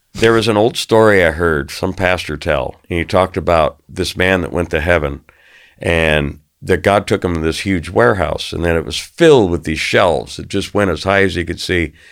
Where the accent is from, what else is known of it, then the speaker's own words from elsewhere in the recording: Arizona, United States; I grew up in Arizona